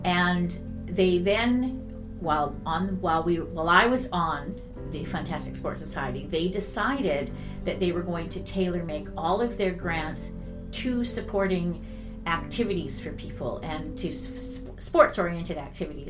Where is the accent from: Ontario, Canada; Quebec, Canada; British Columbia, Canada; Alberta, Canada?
British Columbia, Canada; Vernon; I'm one of the rare people in Vernon that was actually born and raised in Vernon, British Columbia